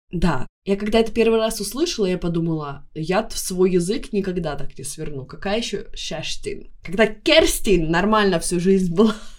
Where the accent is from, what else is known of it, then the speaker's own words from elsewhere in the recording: Tartu, Tartu County, Estonia; accent: Baltic; moved away as an adult; now in Stockholm, Sweden; в Тарту, в моем родном городе